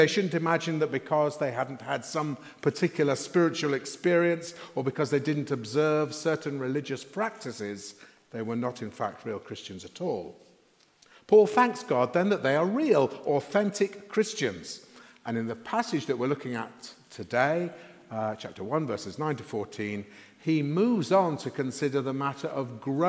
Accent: Sheffield, Yorkshire and the Humber, United Kingdom; When I was growing up in Sheffield in the 1960s, I used to travel to school by bus

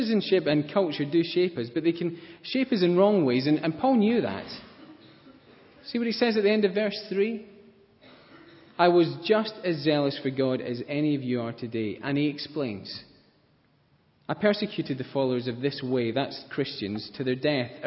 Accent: Scotland, United Kingdom; I like being Scottish

